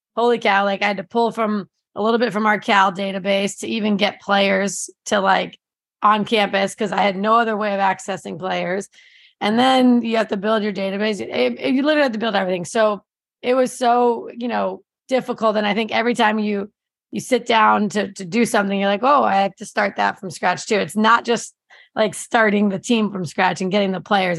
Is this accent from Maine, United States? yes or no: no; New Jersey, United States; moved away; I grew up in New Jersey